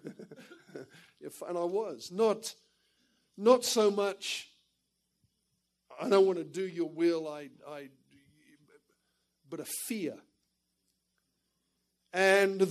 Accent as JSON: {"language": "English", "town": "Perth", "region": "Western Australia", "country": "Australia", "tie": "born or raised there", "also_born_or_lived": "England", "moved": "as an adult", "said": "I was born in England, but went to Australia as a child with my parents and ended up getting saved in the Perth Church in Australia."}